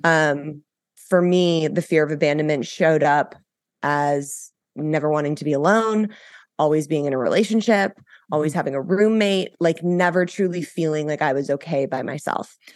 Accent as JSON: {"language": "English", "town": "Los Angeles", "region": "California", "country": "United States", "tie": "born or raised there", "said": "so I grew up in Los Angeles. I was born and raised here."}